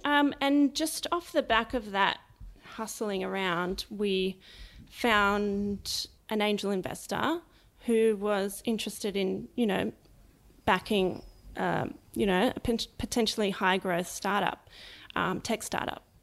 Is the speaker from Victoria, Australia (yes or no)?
no; Sydney, New South Wales, Australia; also born or lived in Lower Blue Mountains; I was born in Sydney, um, in Paddington, and grew up for about ten years of my life, the first part, um, around the Randwick area.